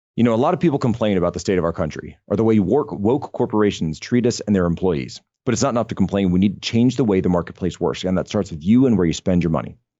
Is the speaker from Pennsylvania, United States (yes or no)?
yes; Norristown, Pennsylvania, United States; moved away; my hometown of Norristown, which is about, uh, I don't know, eight to ten miles outside of Philadelphia